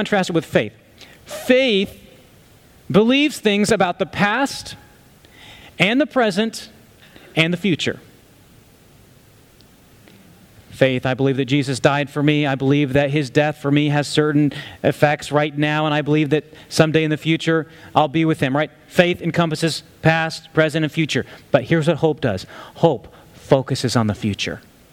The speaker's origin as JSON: {"language": "English", "country": "United States", "said": "as American Christians"}